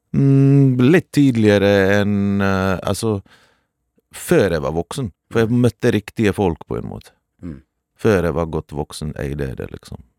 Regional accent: Norway; also born or lived in Balkans (homeland) / Bergen; Jeg har vokst opp fattig i Norge

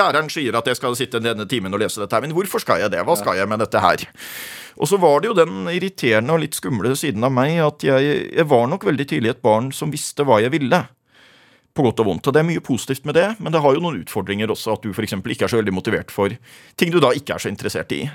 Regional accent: Rødøy, Nordland, Norway; now in Gjøvik, Norway; jeg vokste opp i Rødøy i Nordland

